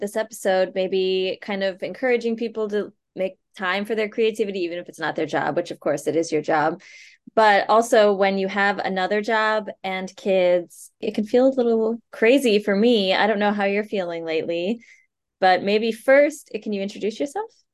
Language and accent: English; Minnesota, United States; in high school growing up in Minnesota.